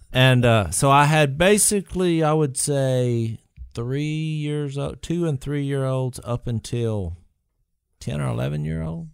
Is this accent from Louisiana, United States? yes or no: yes; Louisiana, United States; we're from Louisiana